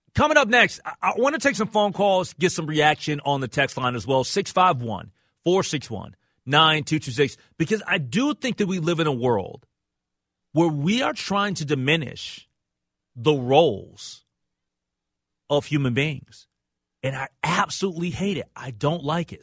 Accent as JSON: {"language": "English", "region": "Minnesota", "country": "United States", "said": "We live in Minnesota."}